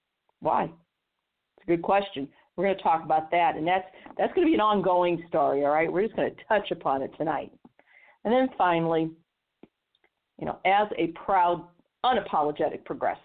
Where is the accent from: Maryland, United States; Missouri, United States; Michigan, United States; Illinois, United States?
Missouri, United States; not only in the home state of Florida, but in my home state of Missouri, and the media blackout.